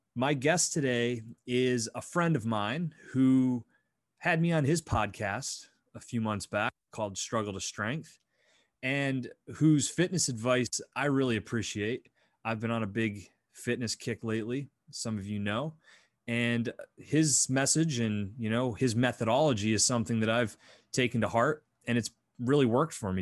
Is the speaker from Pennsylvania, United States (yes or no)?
yes; Northwestern Pennsylvania, United States; I'm Northwestern Pennsylvania